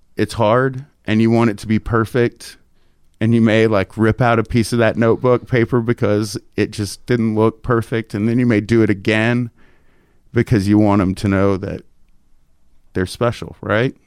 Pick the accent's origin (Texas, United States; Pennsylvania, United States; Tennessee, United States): Texas, United States; Tyler; moved away; I'm in my hometown with my parents and my little girl, and I met them after church at this very very nice steakhouse in Tyler